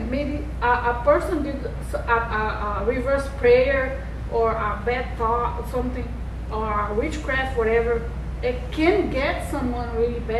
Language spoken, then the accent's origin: English; Brazil; moved away; also born or lived in Las Vegas, United States; I'm from Brazil. I hmm. lived in Vegas for 17 years. Then I went to Brazil for seven. Then I'm here.